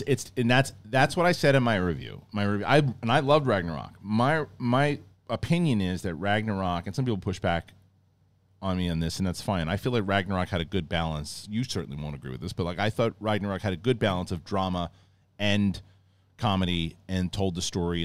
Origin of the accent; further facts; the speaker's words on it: East Coast, United States; moved away; growing up on the East Coast